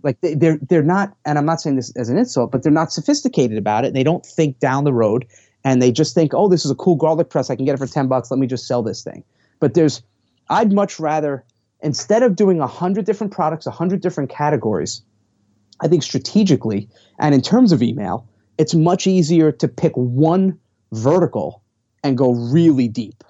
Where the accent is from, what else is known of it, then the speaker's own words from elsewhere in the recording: New York, United States; I'm from New York